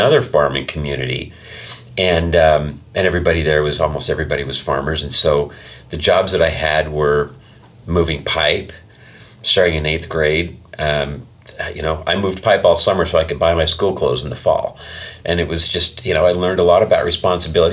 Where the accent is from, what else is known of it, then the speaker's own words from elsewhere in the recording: Eastern Idaho, United States; also born or lived in Utah / Chubbuck, Idaho / Blackfoot, Idaho; I grew up in Eastern Idaho. I was born in Utah, but I don't remember anything about living there